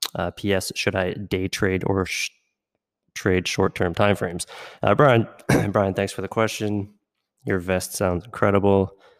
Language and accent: English; outside Pittsburgh, Western Pennsylvania, United States; growing up in Western Pennsylvania, uh, just, just outside of Pittsburgh